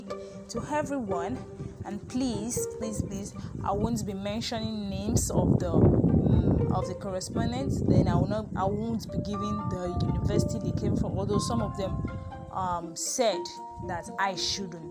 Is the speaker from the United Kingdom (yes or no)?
no; Nigeria